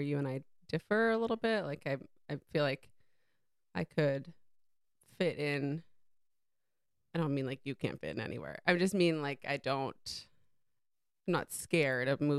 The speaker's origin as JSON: {"language": "English", "area": "Cape Cod", "region": "Massachusetts", "country": "United States", "also_born_or_lived": "India / London", "moved": "yes"}